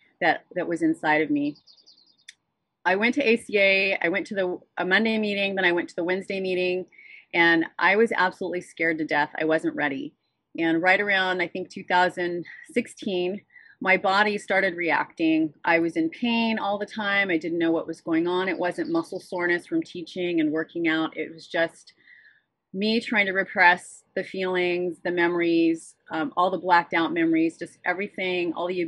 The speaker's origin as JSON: {"language": "English", "town": "Santa Barbara", "region": "California", "country": "United States", "tie": "born or raised there", "said": "I am from Santa Barbara, California. I'm a native, born and raised Californian."}